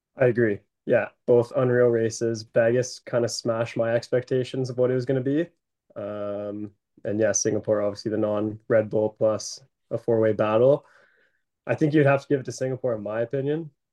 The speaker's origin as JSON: {"language": "English", "country": "Canada", "said": "we're Canadian"}